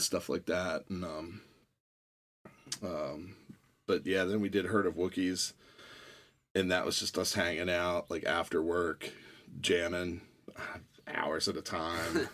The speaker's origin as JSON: {"language": "English", "town": "Annapolis", "region": "Maryland", "country": "United States", "tie": "born or raised there", "also_born_or_lived": "Arlington, Virginia", "said": "I moved to Annapolis from Arlington, Virginia when I was seven. And, uh, uh, went to Broadneck Elementary School."}